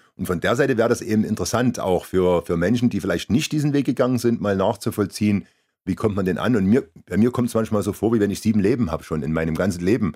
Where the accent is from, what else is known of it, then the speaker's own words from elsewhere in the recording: Germany; moved away; von meinem Heimatort 20 Kilometer entfernt